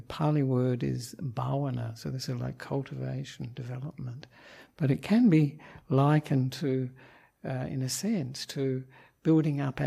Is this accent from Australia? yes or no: yes; Australia; moved away as an adult; now in Sri Lanka; I am an Australian monk who ordained with Ajahn Brahm in Perth in 1998